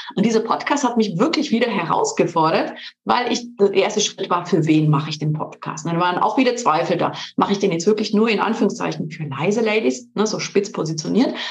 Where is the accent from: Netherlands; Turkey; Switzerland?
Switzerland; moved away as an adult; also born or lived in Ulm / Munich; Ich bin ursprünglich in der Schweiz geboren und aufgewachsen zwischen drei Kulturen, der italienischen, französischen und der Schweizer Kultur.